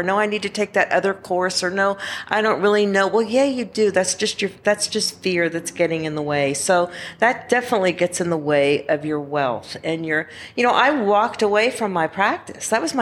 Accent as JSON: {"language": "English", "region": "Georgia", "country": "United States", "said": "I'm from Georgia."}